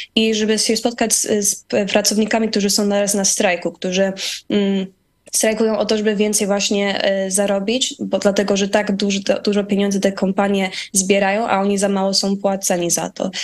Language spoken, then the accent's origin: Polish; United States; also born or lived in Poland; jako młoda kobieta, która tutaj przyjechała, jak miałam 11 miesięcy, całe życie tutaj e, zostałam wychowana i jestem Amerykanką